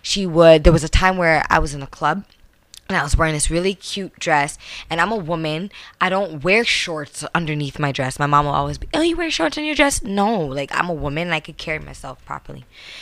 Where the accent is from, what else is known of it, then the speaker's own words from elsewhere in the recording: Brampton, Ontario, Canada; I'm from Airport Road.